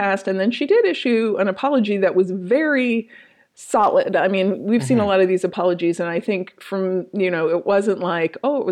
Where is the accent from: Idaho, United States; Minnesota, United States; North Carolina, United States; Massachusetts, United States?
Minnesota, United States; I'm from Minnesota